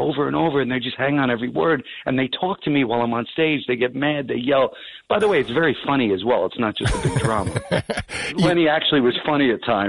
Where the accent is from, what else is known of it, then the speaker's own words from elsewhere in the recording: Woodbridge, New Jersey, United States; I'm from Woodbridge.